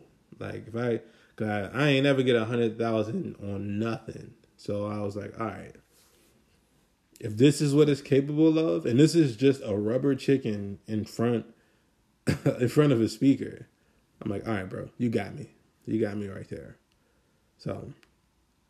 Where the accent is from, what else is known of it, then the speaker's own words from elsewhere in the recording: Maryland, United States; also born or lived in Washington, D.C.; I'm from Maryland. Like, I was born in D.C., but I was raised in Maryland